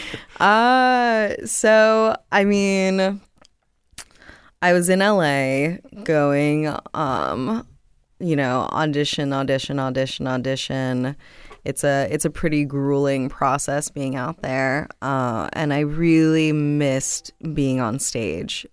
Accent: Miami, Florida, United States; moved away as an adult; also born or lived in Los Angeles; I grew up in South Miami, uh, so born and raised in the county of Dade

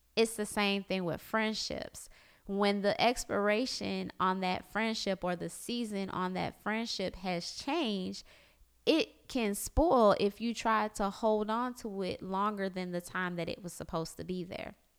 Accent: South Florida, United States; born or raised there; moved away as an adult; now in Orlando, United States

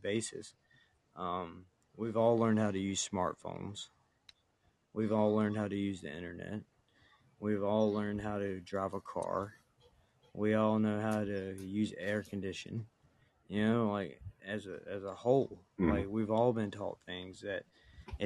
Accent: the South, United States; accent: redneck, drawn-out

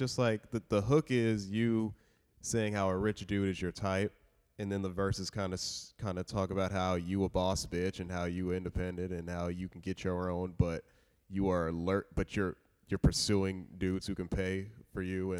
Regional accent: Sacramento, California, United States

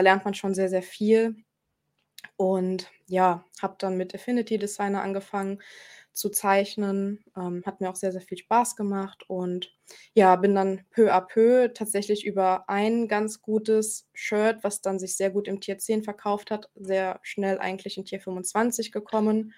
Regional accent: Germany; hier bei uns in Deutschland

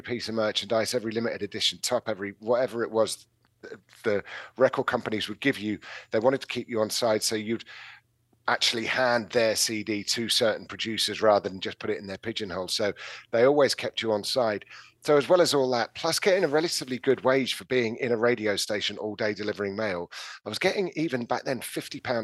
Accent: London, United Kingdom; moved away as an adult; also born or lived in Plymouth / Coventry / Bristol; I was leaving London, which I'd obviously grown up

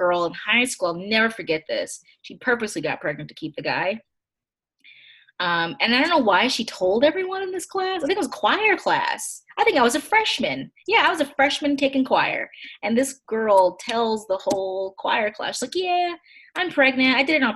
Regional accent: Kentucky, United States; I grew up in Kentucky

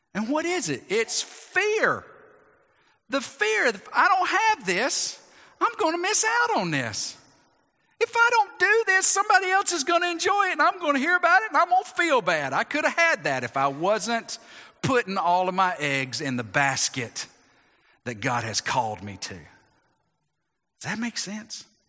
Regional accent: United States; as American Christians, we want to include our Christianity to what we are as Americans

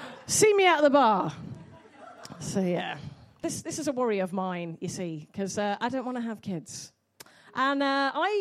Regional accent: Coventry, West Midlands, United Kingdom; I'm from Coventry, it's rough as fuck

